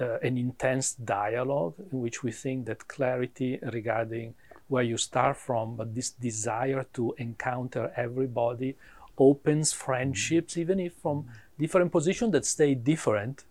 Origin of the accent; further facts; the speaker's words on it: Milan, Lombardy, Italy; English is a second language; moved away as an adult; also born or lived in Dayton, Ohio, United States; now in Atlanta, United States; I am from Milano, yeah. We moved to US in 2000